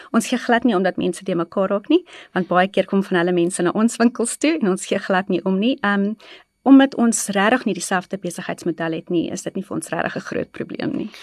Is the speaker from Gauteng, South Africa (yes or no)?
yes; East Rand, Gauteng, South Africa; ek is gebore in die Oosrand, altyd in die Oosrand gebly en daar grootgeword.